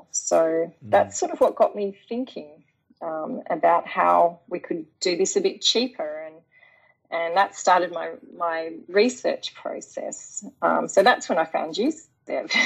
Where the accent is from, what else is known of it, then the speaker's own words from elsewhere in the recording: Tasmania, Australia; moved away; also born or lived in Japan; I'm actually from Tasmania originally